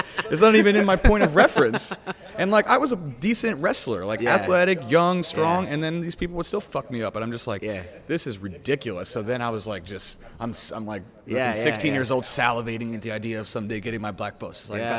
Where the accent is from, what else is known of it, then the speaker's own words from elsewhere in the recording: West Virginia, United States; My coach was a blue belt. There wasn't a black belt. I'm from West Virginia.